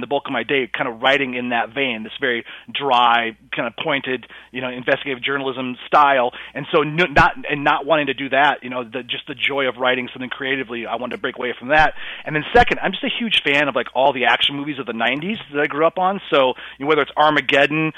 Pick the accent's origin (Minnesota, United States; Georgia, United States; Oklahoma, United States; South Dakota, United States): South Dakota, United States; my home state of South Dakota